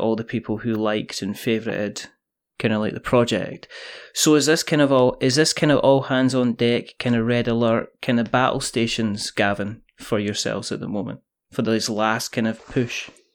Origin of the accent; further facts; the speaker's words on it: Scotland, United Kingdom; I'm Scottish